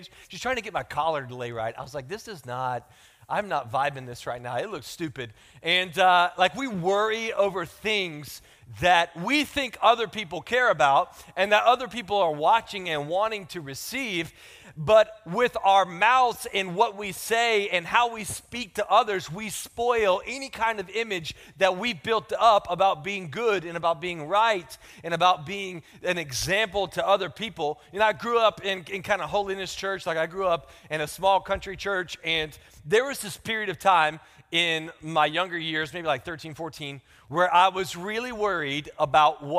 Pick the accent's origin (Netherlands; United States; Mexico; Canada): United States; the South; accent: country; I'm from the South